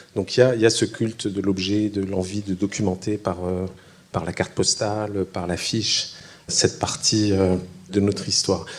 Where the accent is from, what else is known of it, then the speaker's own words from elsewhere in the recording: Algeria; chez nous en Algérie